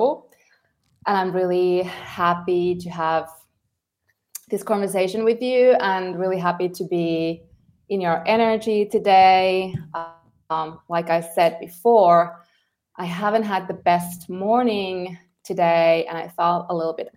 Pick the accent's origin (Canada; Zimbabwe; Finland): Finland; moved away as an adult; also born or lived in Helsinki; now in El Salvador; I'm originally from Finland.